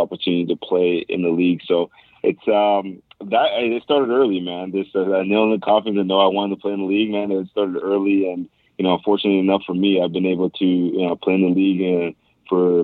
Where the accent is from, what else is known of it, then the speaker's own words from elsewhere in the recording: Canada; also born or lived in Buffalo; being a Canadian kid, I grew up